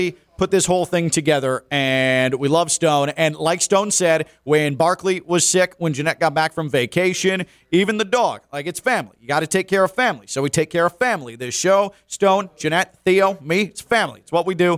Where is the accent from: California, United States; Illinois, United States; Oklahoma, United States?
Illinois, United States; moved away; I grew up in Illinois